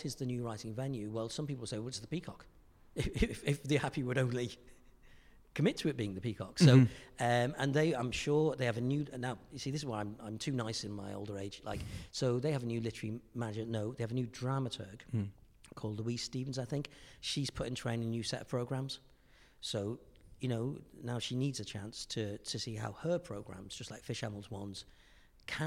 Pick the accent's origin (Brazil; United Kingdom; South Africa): United Kingdom; Chester, North West England; moved away as an adult; also born or lived in London; now in Dublin, Ireland; I was brought up in Chester